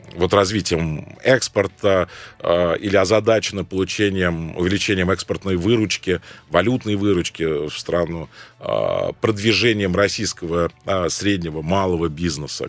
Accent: Cairo, Cairo Governorate, Egypt; now in Moscow, Russia; Родился я в Каире

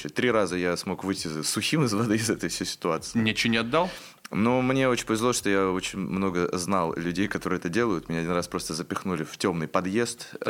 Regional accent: Obninsk, Kaluga Oblast, Russia; Я из города Обнинск

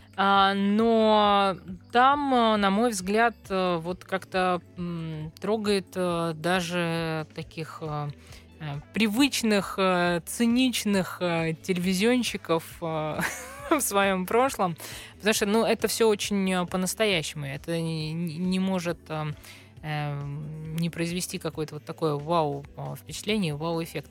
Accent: Central Russia, Russia; жителям центральной части страны

